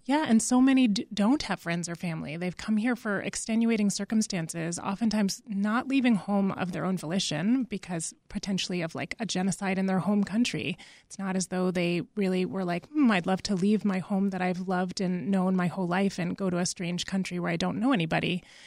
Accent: Massachusetts, United States; moved away; I'm originally from Massachusetts

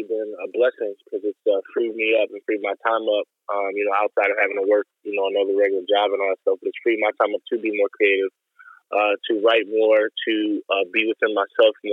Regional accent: Chicago, Illinois, United States; we're from the west side of Chicago.

